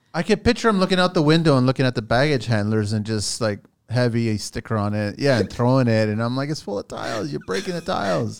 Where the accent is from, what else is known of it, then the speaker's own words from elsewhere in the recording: Canada; I'm a Canadian Portuguese